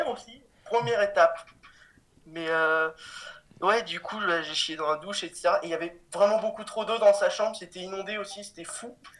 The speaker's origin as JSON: {"language": "French", "town": "Cannes", "region": "Provence-Alpes-Côte d'Azur", "country": "France", "said": "je viens de, de Cannes. Et je suis au lycée en terminale"}